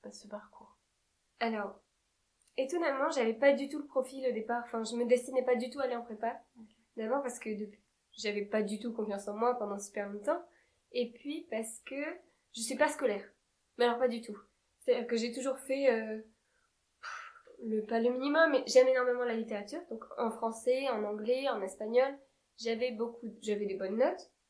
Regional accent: Marseille, Provence-Alpes-Côte d'Azur, France; je viens de Marseille.

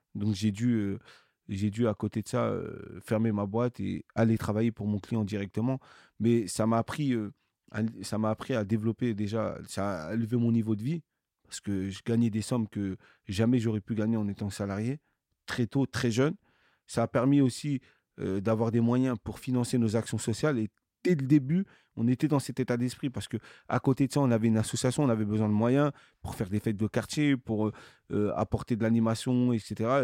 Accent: Cergy-Pontoise, Île-de-France, France; je suis né dans une, une, une ville de la banlieue parisienne qui s'appelle Sergi, Pontoise

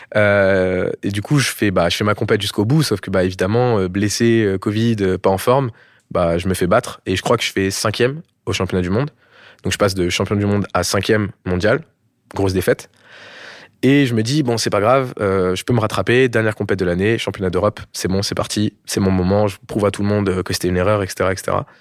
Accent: France; also born or lived in Bordeaux, France / Val d'Oise, France; j'ai grandi une partie de mon enfance euh, dans le sud, à Bordeaux, et une autre partie à Paris, principalement dans le 95, dans le Val d'Oise

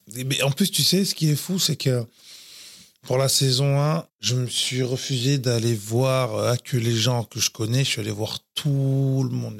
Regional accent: Floirac, Nouvelle-Aquitaine, France; also born or lived in Bordeaux; Je suis né à Bordeaux et, euh, j'ai grandi à Florac. Florac Bravement, qui est dans la banlieue bordelaise

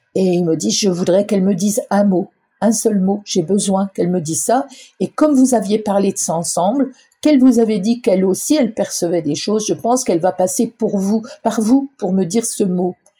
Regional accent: Ardennes, Grand Est, France; je suis originaire des Ardennes

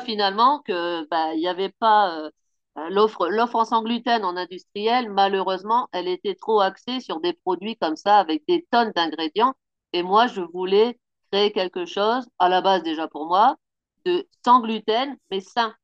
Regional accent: Picardy, Hauts-de-France, France; moved away as an adult; now in Pau, France; je suis originaire euh, de Picardie. Ça fait bientôt 8 ans que j'habite à Pau maintenant

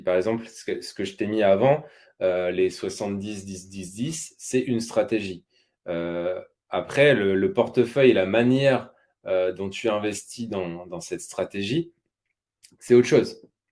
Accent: Normandy, France; je suis normand d'origine.

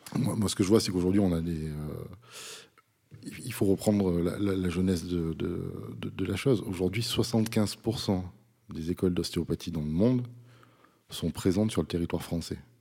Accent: Vaucluse, Provence-Alpes-Côte d'Azur, France; je suis un enfant du pays, comme, comme on dit. J'habite à, 7 km dans un petit village qui s'appelle Saint-Didier.

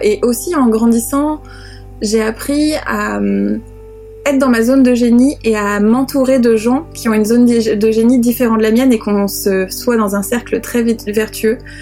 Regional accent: France; accent: French; avec mon accent de grenouille française

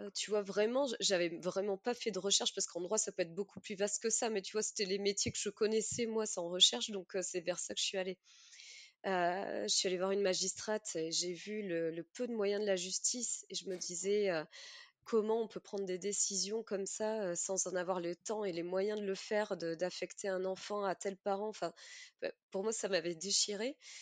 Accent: Mimizan, Nouvelle-Aquitaine, France; moved away; also born or lived in Australia; Alors moi, j'ai grandi à Mimizan, donc Mimizan et Contis, une petite ville des Landes en bord de mer

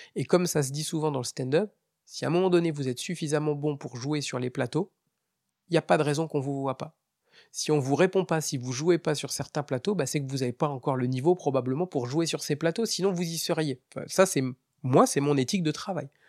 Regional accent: Metz, Grand Est, France; de chez nous à Metz

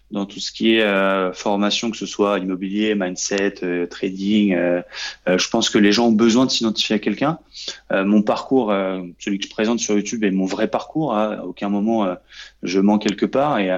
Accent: Normandy, France; now in Paris, France; quand je suis parti de Normandie pour aller à Paris pour essayer de réussir.

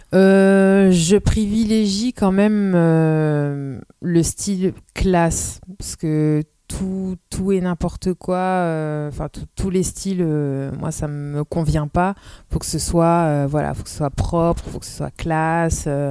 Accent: Amiens, Hauts-de-France, France; moved away as an adult; also born or lived in Roubaix; now in Lille, France; je suis née à Amiens

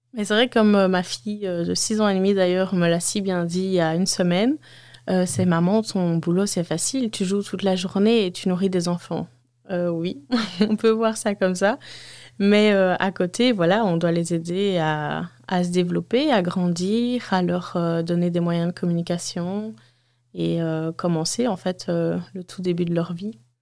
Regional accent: Waterloo, Wallonia, Belgium; 31 ans, je viens de Waterloo

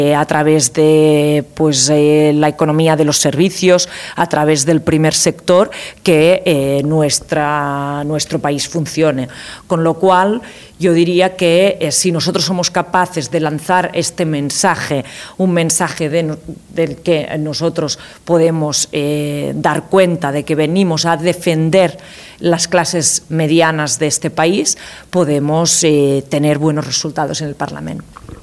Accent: Catalonia, Spain; nosotros, eh, como catalanes, catalanas

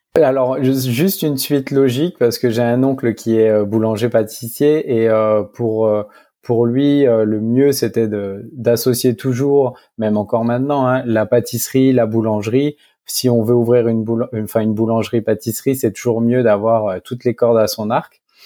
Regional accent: Dijon, Bourgogne-Franche-Comté, France; also born or lived in Africa; now in Bordeaux, France; je suis originaire de Dijon, de la région Bourgogne

